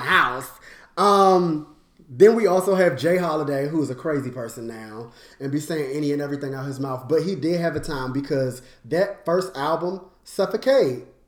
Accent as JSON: {"language": "English", "town": "Washington", "region": "District of Columbia", "country": "United States", "tie": "born or raised there", "said": "I'm from DC. Like, that's where I'm from."}